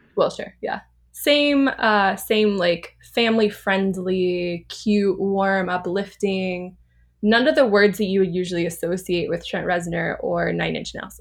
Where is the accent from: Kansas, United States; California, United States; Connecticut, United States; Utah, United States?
California, United States; Orange County; moved away; also born or lived in Los Angeles; I'm from Orange County, but I've lived, like, the majority of my life in L A.